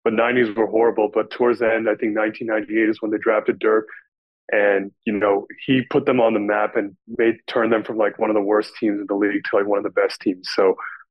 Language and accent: English; Dallas, Texas, United States; I'm from Dallas, so recording from the home base